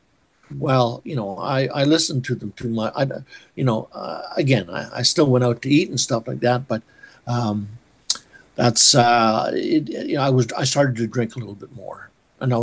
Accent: Waldheim, Saskatchewan, Canada; moved away; I was born in Waldheim. I grew up for a few years there.

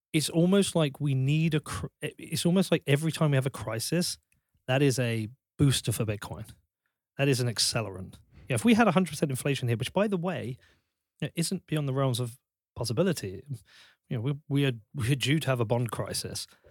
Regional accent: Bedford, East of England, United Kingdom; I'm from Bedford.

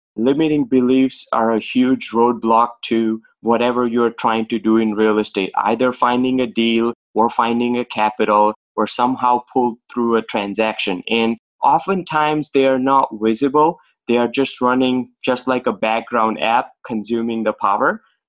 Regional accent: Boston, Massachusetts, United States; Okay. So I'm from Boston, and basically my journey started as a pharmacist

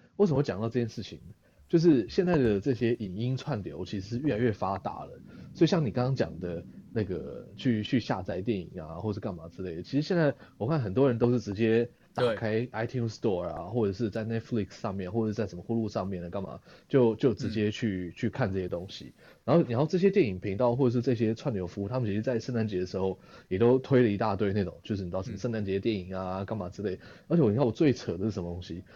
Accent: Taiwan; 台湾我们的退货制度没有这么的流行

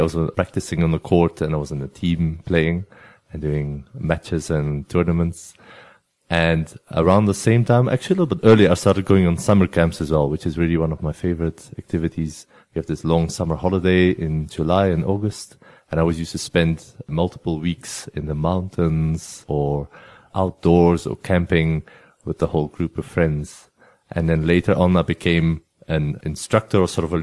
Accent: near the French border, coastal town in Flanders, Belgium; first language Flemish; English is a second language; moved away; I'm from Belgium originally, and I grew up in a little town at the coast in Belgium. Our coastline is about 60 kilometers, and I was on the side that borders France. I'm from the Flemish part in Belgium, so my home language is Flemish

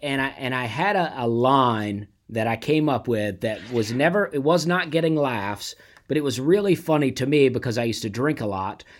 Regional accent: Opelika, Alabama, United States; I grew up in Alabama

